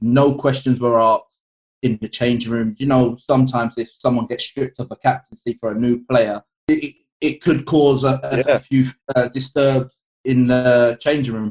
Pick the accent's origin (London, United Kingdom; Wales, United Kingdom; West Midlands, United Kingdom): London, United Kingdom; I grew up in Edmonton, Tottenham